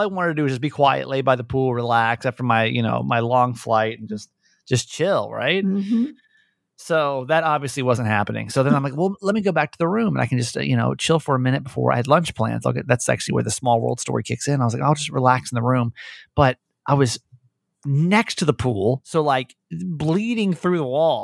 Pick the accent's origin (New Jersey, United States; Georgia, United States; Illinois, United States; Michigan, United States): Georgia, United States; born or raised there; moved away